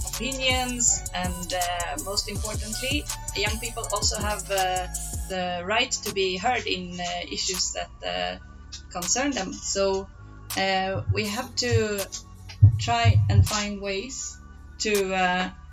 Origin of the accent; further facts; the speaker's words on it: Malmö, Skåne, Sweden; I'm from the city of Malmö, uh, all the way in Sweden.